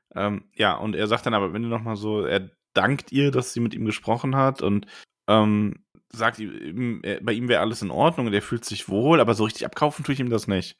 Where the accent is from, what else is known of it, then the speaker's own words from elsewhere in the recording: Frankfurt area, Hesse, Germany; ich bin ja zum Beispiel in der Gegend groß geworden